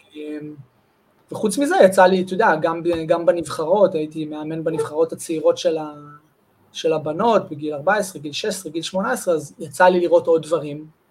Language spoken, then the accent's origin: Hebrew; Amir, Northern District, Israel; moved away as an adult; also born or lived in Holon / Jerusalem / Jezreel Valley / Wingate Institute; נולדתי בחולון, אבל גדלתי בקיבוץ אמיר מגיל שלוש, אמיר זה ליד כפר בלום, ליד קריית שמונה